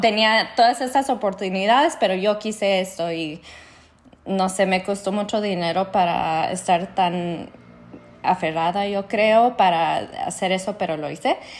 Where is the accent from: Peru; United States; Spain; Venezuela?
United States; New Mexico; soy de Nuevo México, a un pueblo ya está como de tamaño mediano, pero poco chico.